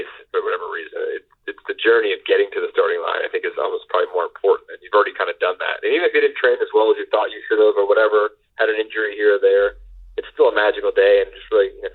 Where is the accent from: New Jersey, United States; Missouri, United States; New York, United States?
New York, United States; Long Island; I'm a local, you know, I grew up in Long Island, I went to college in Queens, I lived in the city all my life